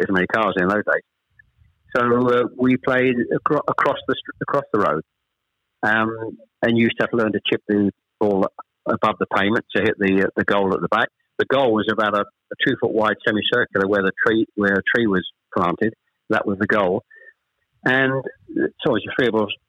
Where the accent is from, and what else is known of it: Chelmsford, East of England, United Kingdom; born or raised there; also born or lived in Ashton-under-Lyne, Greater Manchester